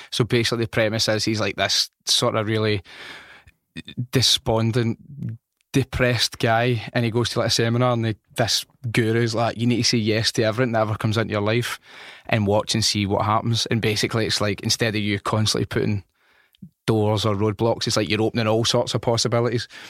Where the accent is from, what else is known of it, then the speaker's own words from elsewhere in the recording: Glasgow, Scotland, United Kingdom; I come from North Glasgow